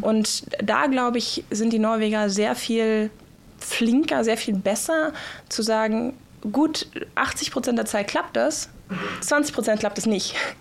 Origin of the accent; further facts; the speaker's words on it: Germany; now in Norway; als Deutsche